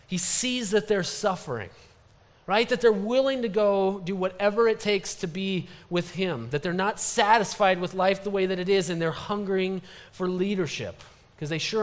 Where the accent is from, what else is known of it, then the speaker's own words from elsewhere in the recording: Story City, Iowa, United States; I worked at a camp just up the road near my hometown, Story City, Iowa